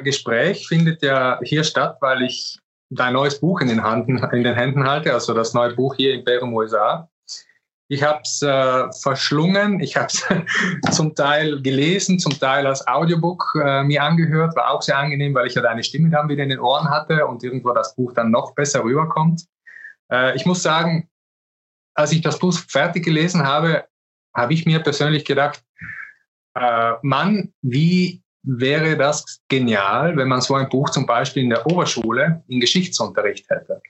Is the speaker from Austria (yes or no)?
no; South Tyrol, Trentino-Alto Adige, Italy; Ich bin Südtiroler